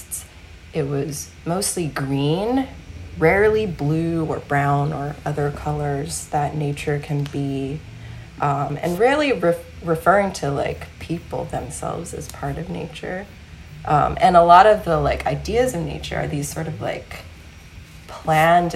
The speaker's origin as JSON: {"language": "English", "region": "Deep South", "country": "United States", "tie": "born or raised there", "moved": "yes", "lives_now": "California, United States", "said": "I grew up in the Deep South"}